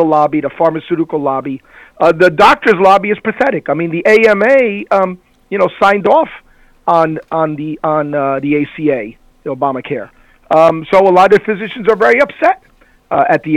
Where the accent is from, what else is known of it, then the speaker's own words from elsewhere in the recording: Cuba; moved away; I was born in Cuba